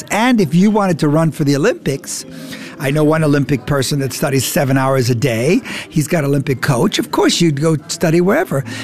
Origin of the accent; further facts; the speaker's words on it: Frankfurt, Hesse, Germany; first language de; English is a second language; now in United States; Now, I came to the United States. I only spoke Deutsch. I came from Frankfurt.